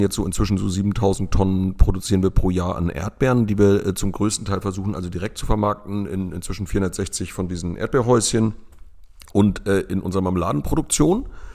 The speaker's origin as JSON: {"language": "German", "town": "Lübeck", "region": "Schleswig-Holstein", "country": "Germany", "tie": "born or raised there", "moved": "as an adult", "lives_now": "Rövershagen, Germany", "said": "Ich komme gebürtig aus Lübeck"}